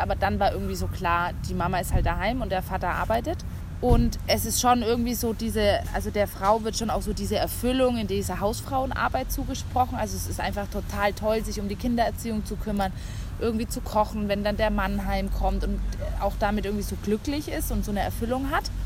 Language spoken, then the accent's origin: German; West Germany, Germany; moved away as an adult; now in Berlin, Germany; also ich komme aus Westdeutschland